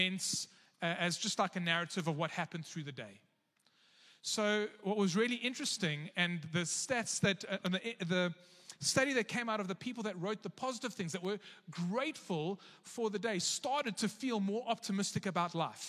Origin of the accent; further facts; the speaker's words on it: South Africa; as a South African